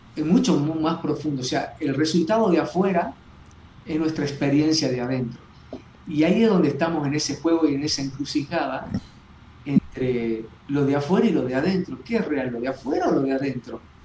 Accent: Jujuy, Argentina; yo acá en Jujuy, eh, cuando tenía 13, 13, 14 años

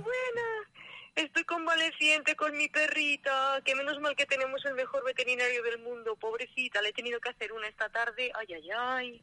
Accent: Valladolid, Castile and León, Spain; Soy de Valladolid

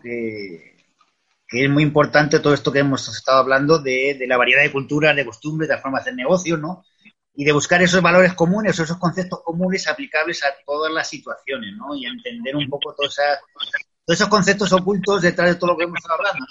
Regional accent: Extremadura, Spain; moved away; also born or lived in Madrid; he vuelto lo que es a la tierra, a mi tierra, que es Extremadura

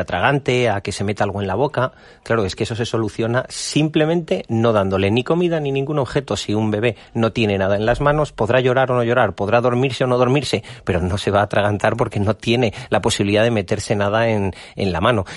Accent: Valladolid, Castile and León, Spain; Nosotros somos de Valladolid, llevamos nuestra tierra a todos los lados, llevamos Castilla y León por, por el mundo entero

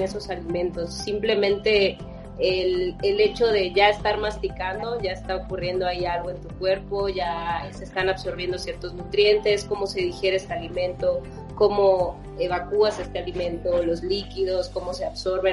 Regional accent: Campeche, Mexico; yo soy originaria de Campeche

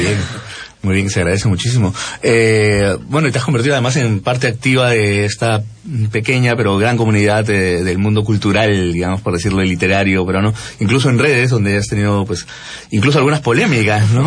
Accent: Peru; moved away as an adult; now in Madrid, Spain; Así como muchos peruanos se volvieron también desde, eh, en épocas de la crisis eh, española, ¿no? volvieron muchísimos de los que los que estábamos allá.

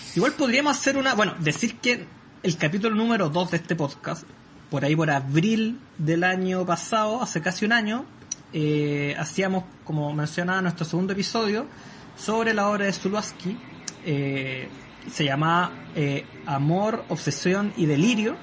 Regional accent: Maule, Chile; Soy de la región del Maule hacia la costa.

